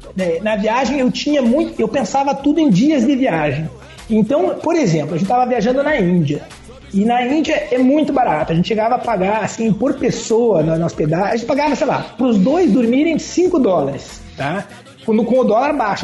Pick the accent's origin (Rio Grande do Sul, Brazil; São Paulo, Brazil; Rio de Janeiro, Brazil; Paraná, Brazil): Paraná, Brazil; Curitiba; Eu sou curitibano